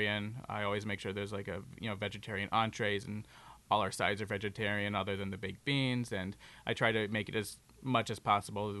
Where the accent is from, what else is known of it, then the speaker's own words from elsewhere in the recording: Arkansas, United States; Growing up in Arkansas